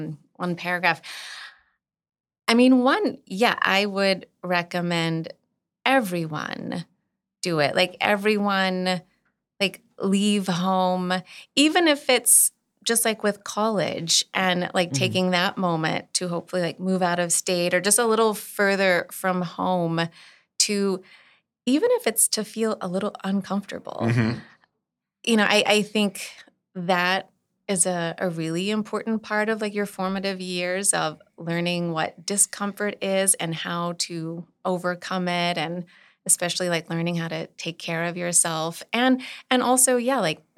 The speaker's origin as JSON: {"language": "English", "town": "Eunice", "region": "Louisiana", "country": "United States", "tie": "born or raised there", "also_born_or_lived": "Northeast US", "said": "I was born and raised in Eunice, but got some cultivation in the Northeast. I feel like in the Northeast is where I really got like my voice."}